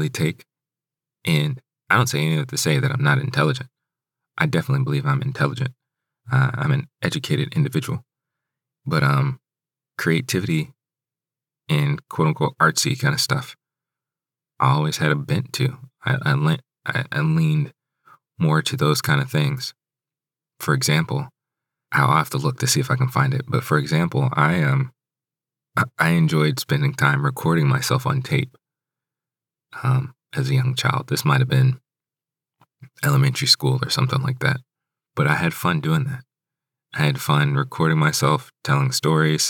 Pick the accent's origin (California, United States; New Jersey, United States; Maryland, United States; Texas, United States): Maryland, United States; Hyattsville; Growing up in Hyattsville, growing up in the DMV area